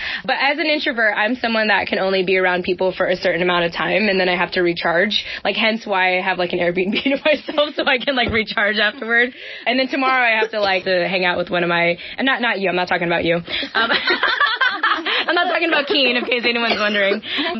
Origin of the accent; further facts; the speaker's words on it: Philippines; but I'm still a Filipina and I still need like some form of independence.